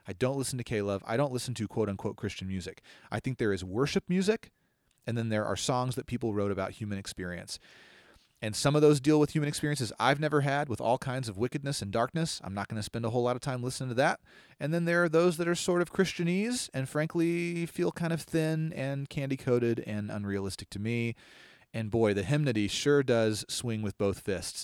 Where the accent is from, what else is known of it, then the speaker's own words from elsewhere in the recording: Longview, United States; the name of the city I grew up